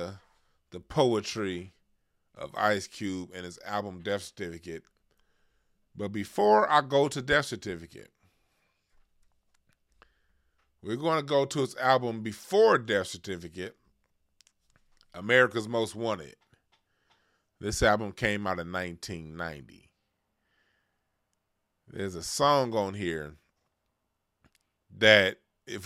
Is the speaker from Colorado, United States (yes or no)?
no; Los Angeles, California, United States; Being born and raised in Los Angeles, California, that's my home city where I'm from